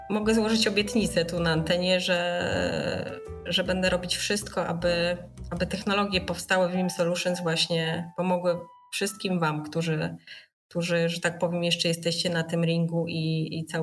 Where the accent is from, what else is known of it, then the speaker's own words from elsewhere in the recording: Warsaw, Masovian Voivodeship, Poland; Jestem, jestem warszawianką.